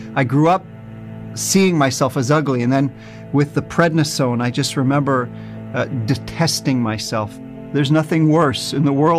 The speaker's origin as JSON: {"language": "English", "region": "New Jersey", "country": "United States", "tie": "born or raised there", "moved": "yes", "lives_now": "Israel"}